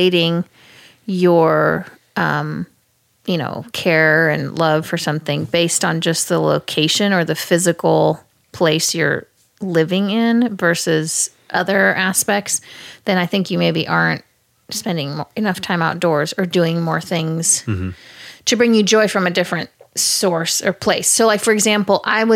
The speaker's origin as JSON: {"language": "English", "town": "Kansas City", "country": "United States", "tie": "born or raised there", "said": "I grew up in Kansas City"}